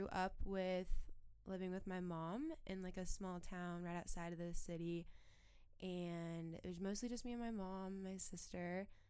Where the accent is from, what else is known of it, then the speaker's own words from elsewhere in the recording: Spokane, Washington, United States; moved away as an adult; I'm from Spokane, Washington in the States.